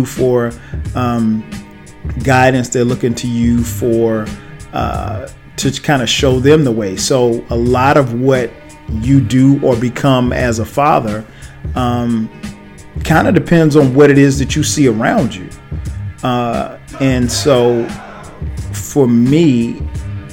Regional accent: South Carolina, United States; now in Atlanta, United States; with me living in Atlanta, he still lives in my hometown in South Carolina

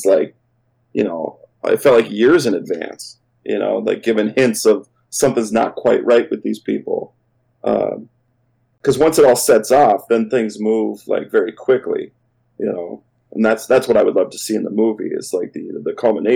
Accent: Minnesota, United States; as a Minnesotan

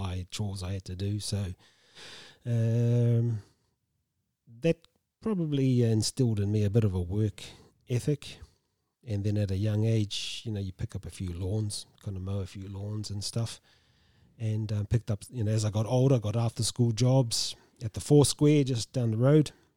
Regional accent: Tolaga Bay, Gisborne, New Zealand; I grew up in Talaga Bay. and, uh, went to high school there

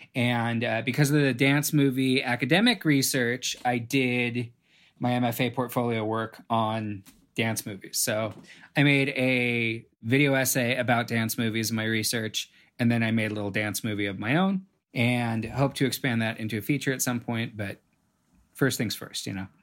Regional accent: Los Angeles, California, United States; also born or lived in San Francisco; I grew up in Los Angeles and just immersed in the film industry

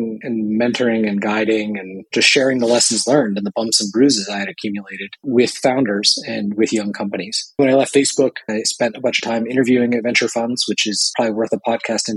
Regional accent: Bay Area, California, United States; I grew up in the Bay Area.

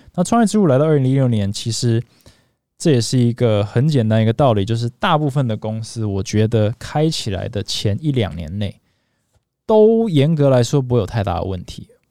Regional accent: Taiwan; moved away; also born or lived in United States; 虽然我在台湾长大

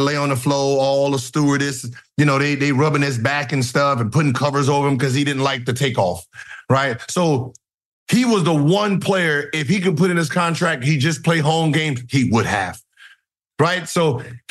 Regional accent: California, United States; I'm from Cali

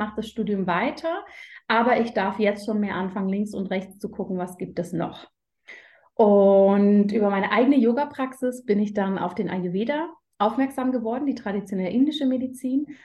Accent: Berlin, Germany; now in Zurich, Switzerland; ich komme ganz ursprünglich aus Berlin, wohne mittlerweile aber in der Schweiz, in Zürich mit meiner Familie.

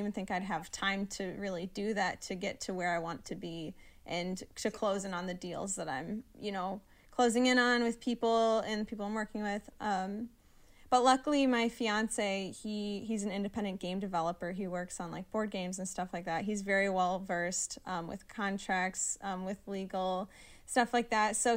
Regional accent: southeast Wisconsin, United States; moved away as an adult; now in Michigan, United States; I'm from, like, southeast Wisconsin

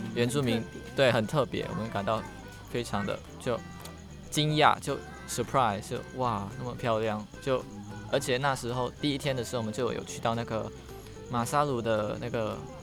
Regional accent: Indonesia; accent: a bit of a Singaporean or Malaysian accent; moved away as an adult; also born or lived in near Batam Island, Indonesia; now in Taiwan; 我来自印尼

